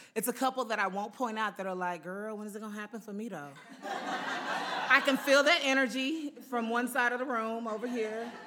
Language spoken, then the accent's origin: English; Houston, Texas, United States; moved away as an adult; also born or lived in Utah; now in Los Angeles, United States; We're in Houston